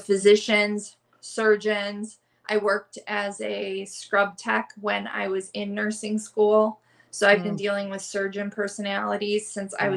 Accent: Southeast Michigan, United States; moved away as an adult; also born or lived in Los Angeles / Portland; I grew up in Southeast Michigan

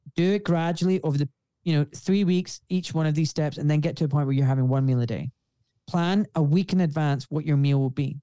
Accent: Glasgow, Scotland, United Kingdom; accent: refined Scottish; I'm from Glasgow

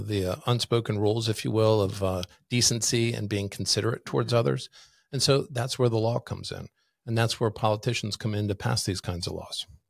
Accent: Washington, District of Columbia, United States; moved away as an adult; also born or lived in Maryland / Virginia; now in Kootenai County, Idaho, United States; I grew up in Washington, D.C. as a kid.

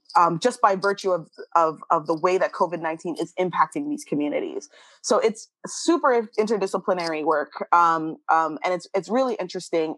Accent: Canada; moved away; as a Canadian

